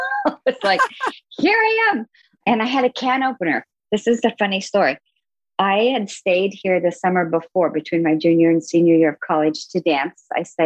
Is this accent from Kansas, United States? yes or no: yes; Manhattan, Kansas, United States; moved away; I grew up in Manhattan, Kansas, of all places.